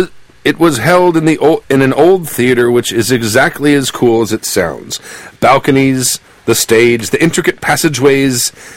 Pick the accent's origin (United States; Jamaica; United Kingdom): United Kingdom; A little background first. I'm a Brit.